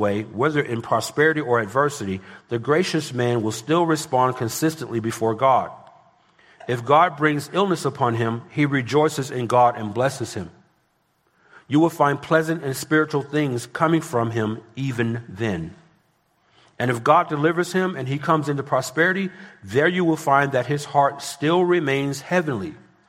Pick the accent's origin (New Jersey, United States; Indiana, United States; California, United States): California, United States; I come from Southern California, and parts of L.A. gas is approaching $10 a gallon.